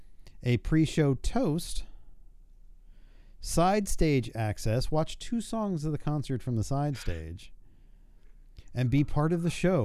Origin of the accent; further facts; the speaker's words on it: New Jersey, United States; moved away; I grew up in New Jersey, spent 20-something years of my life there